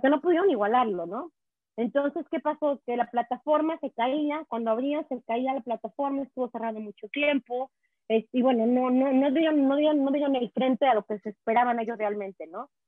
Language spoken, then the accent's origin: Spanish; Mexico; now in Quebec, Canada; te traigo eh, aquí el águila mexicana plasmada en mi frente y muy orgullosa de serlo.